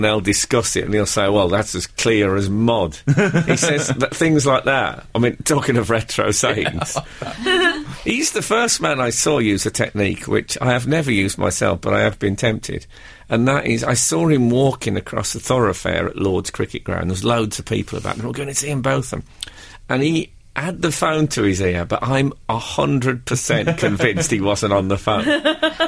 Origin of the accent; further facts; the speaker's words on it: Black Country, West Midlands, United Kingdom; moved away; Where I grew up in the Black Country, we used to say Waro as a greeting